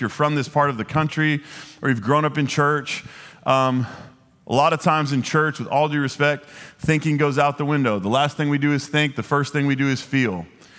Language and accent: English; Dallas, Texas, United States; I grew up here in Dallas. I don't know if this is like a Southern original thing.